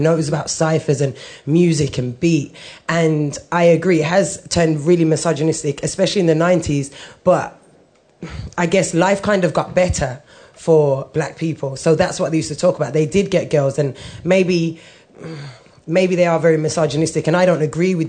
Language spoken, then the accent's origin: English; Birmingham, West Midlands, United Kingdom; now in London, United Kingdom; I'm originally from Birmingham. I grew up, again, white Irish mom, Jamaican background.